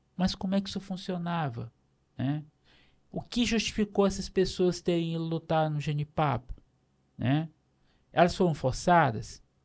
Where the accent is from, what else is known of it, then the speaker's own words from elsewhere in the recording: Itapecuru-Mirim, Maranhão, Brazil; eu nasci em Itapecuru, Mirim, no Maranhão